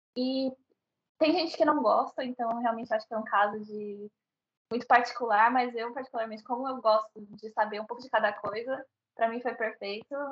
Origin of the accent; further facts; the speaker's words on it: Santo André, São Paulo, Brazil; moved away as an adult; now in Seoul, South Korea; criada em Santo André, que é a região metropolitana de São Paulo